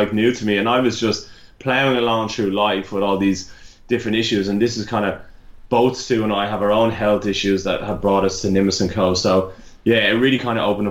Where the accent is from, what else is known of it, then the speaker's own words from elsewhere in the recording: Ireland; accent: Irish; moved away as an adult; also born or lived in Melbourne, Australia; now in Australia; I'm originally Irish, if anyone hasn't guessed by my accent